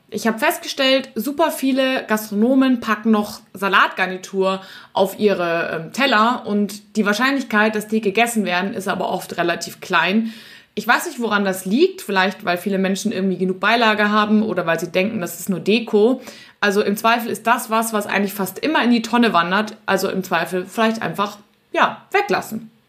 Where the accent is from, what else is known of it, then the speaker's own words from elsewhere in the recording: Munich, Bavaria, Germany; in meiner Heimatstadt München gibt es das Sendlinger Augustiner.